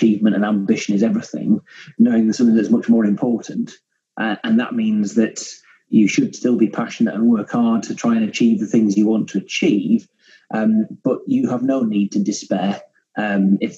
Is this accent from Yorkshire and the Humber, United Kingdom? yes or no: no; Cumbria, North West England, United Kingdom; I'm a Cumbrian, you know. You can almost see Scotland from my back window